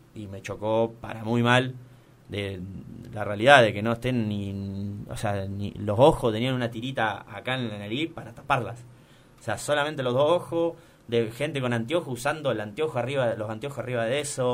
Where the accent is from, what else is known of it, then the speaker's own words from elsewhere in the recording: Argentina; soy argentino